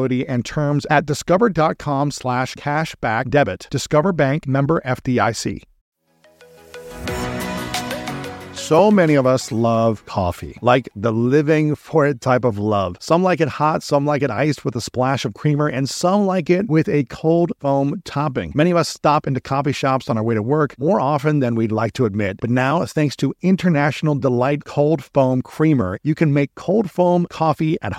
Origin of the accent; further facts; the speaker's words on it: middle Ohio, United States; a white kid growing up in Ohio, middle Ohio